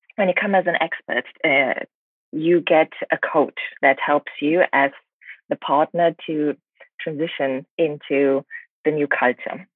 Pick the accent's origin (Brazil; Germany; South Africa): Germany; moved away as an adult; also born or lived in England; now in China; I, grew up in Germany